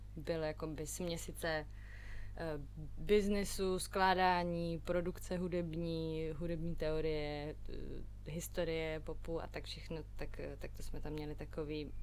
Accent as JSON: {"language": "Czech", "region": "Prague", "country": "Czechia", "tie": "born or raised there", "also_born_or_lived": "London", "said": "narodila jsem se, vyrůstala jsem v Praze"}